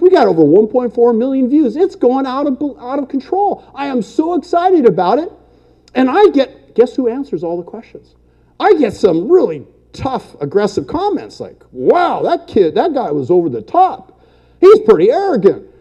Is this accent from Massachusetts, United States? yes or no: no; El Monte, California, United States; I was born and raised in California, lived here my whole life, El Monte, California